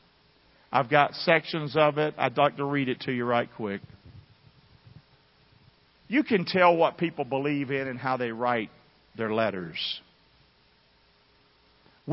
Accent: Rockingham, United States; I'm from Rockingham

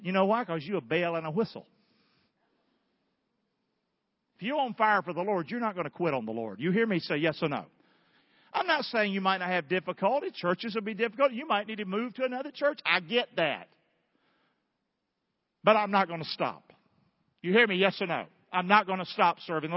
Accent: Rockingham, North Carolina, United States; now in Southwest Florida, United States; I'm from Rockingham, North Carolina.

